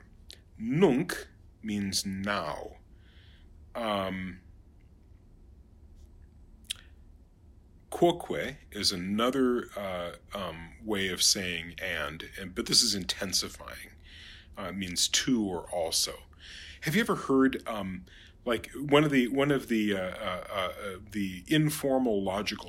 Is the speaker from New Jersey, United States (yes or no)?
no; St. Paul, Minnesota, United States; my hometown here of St. Paul, Minnesota